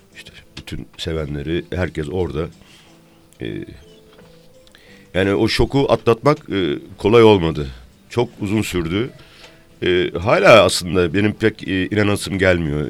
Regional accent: Isparta, Turkey; accent: Isparta; Şimdi ben Ispartalıyım

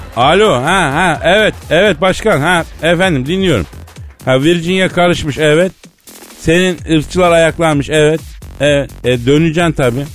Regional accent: Turkey; ben doğma büyüme buralıyım

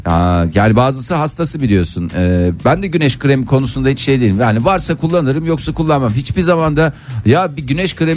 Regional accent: Adana, Turkey; Ben Adanalıyım

